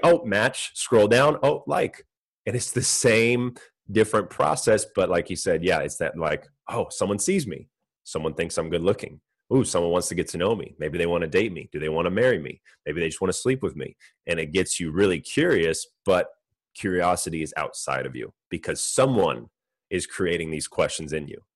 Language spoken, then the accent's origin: English; Orange County, California, United States; I grew up in California, Orange County